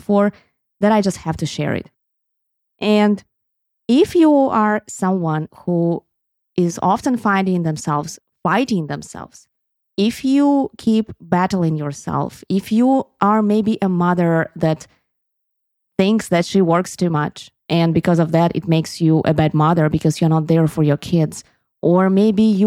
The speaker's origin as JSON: {"language": "English", "town": "Sevastopol", "region": "Crimea", "country": "Ukraine", "tie": "born or raised there", "also_born_or_lived": "Kyiv, Ukraine", "first_language": "Russian", "second_language": "English", "moved": "as an adult", "said": "when I grew up in Sevastopol and my mother tongue is Russian"}